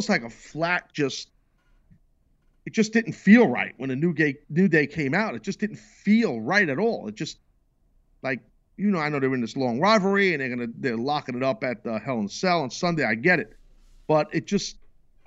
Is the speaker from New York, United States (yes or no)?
yes; New York, United States; as a New Yorker